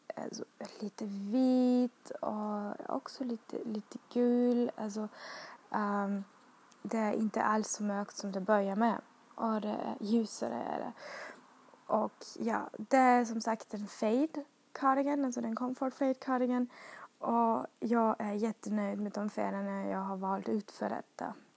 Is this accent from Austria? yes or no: yes; Austria; Swedish is a second language; moved away as an adult; now in Sweden; jag kommer från Österrike och har flyttat till Sverige